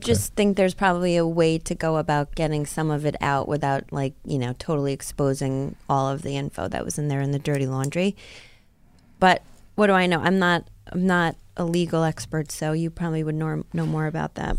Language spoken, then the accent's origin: English; Rockland County, New York, United States; where I grew up in Rockland County